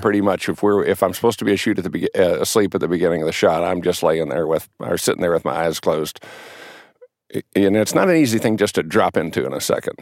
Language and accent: English; San Angelo, Texas, United States; I grew up in, in West Texas, actually, a little town, San Angelo, Texas